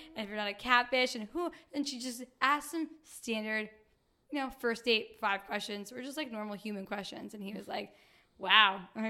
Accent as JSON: {"language": "English", "town": "Staten Island", "region": "New York", "country": "United States", "said": "I'm from Staten Island."}